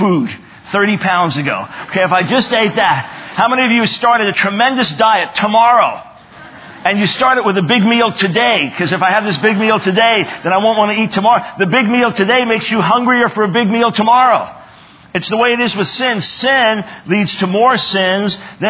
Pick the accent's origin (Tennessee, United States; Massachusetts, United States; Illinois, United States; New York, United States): New York, United States; Long Island; I was born in 1955 in New York City.